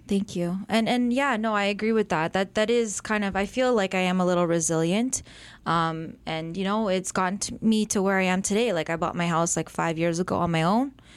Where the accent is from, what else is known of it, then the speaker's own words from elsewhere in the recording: Mississauga, Ontario, Canada; also born or lived in Erin, Ontario; So I started out in Mississauga